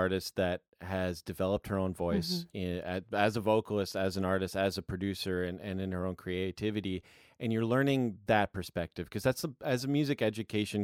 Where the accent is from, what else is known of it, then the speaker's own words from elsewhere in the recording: Canada; I'm Canadian